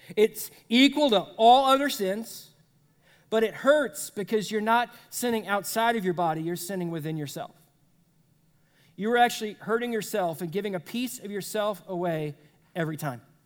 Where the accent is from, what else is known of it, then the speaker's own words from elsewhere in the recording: United States; as Americans